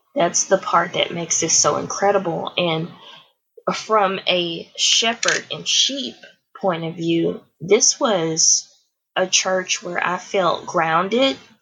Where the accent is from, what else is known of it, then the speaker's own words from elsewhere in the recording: Houston, Texas, United States; also born or lived in The Woodlands, Texas; I grew up in in Houston, Texas.